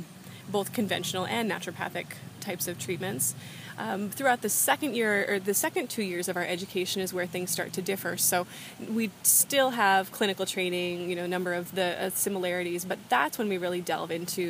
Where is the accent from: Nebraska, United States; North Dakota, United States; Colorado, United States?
North Dakota, United States; moved away as an adult; also born or lived in Arizona; I'm originally from North Dakota